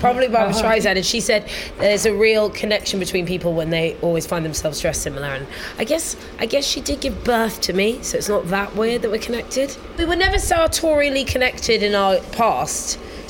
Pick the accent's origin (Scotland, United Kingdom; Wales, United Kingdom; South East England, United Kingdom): Scotland, United Kingdom; She's also Scottish, and so am I, and we're black Scottish people, and that's a particular thing of its own.